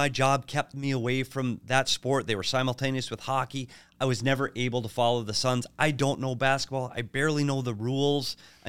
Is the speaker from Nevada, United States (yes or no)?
no; Minnesota, United States; And I'm not naive enough to know that I'm from Minnesota.